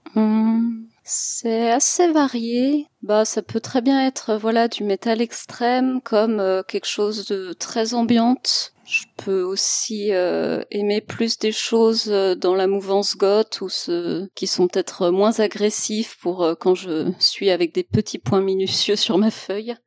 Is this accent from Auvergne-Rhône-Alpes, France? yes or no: yes; Lyon, Auvergne-Rhône-Alpes, France; also born or lived in Strasbourg; une illustratrice euh, originaire de Lyon. Enfin, je suis basée à Lyon aussi, même si j'ai fait mes études à Strasbourg, mais je suis revenue à Lyon